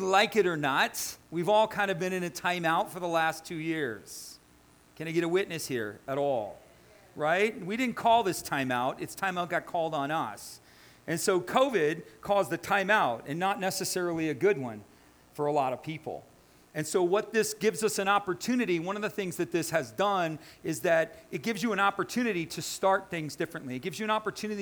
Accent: United States; I'm an American. I'm born and bred

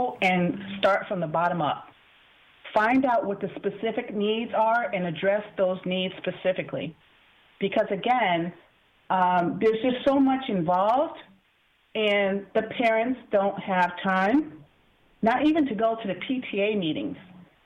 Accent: Bridgeport, Connecticut, United States; growing up in Bridgeport Public Schools back in the 70s

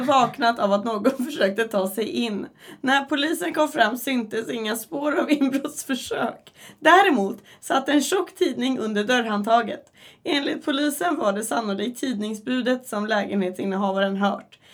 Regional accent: Uppsala, Uppsala County, Sweden; moved away as an adult; also born or lived in Västerås; jag är hemma i Uppsala

